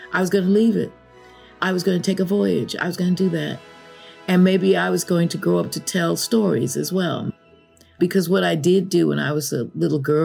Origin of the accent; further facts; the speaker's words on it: Chicago, Illinois, United States; moved away; I grew up in Illinois, Chicago, which is the prairie, the Great Prairie